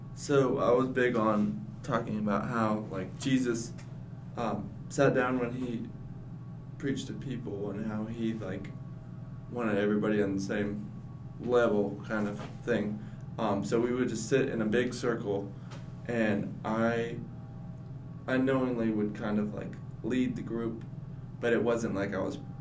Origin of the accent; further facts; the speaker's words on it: Asheville, North Carolina, United States; I'm from Asheville, North Carolina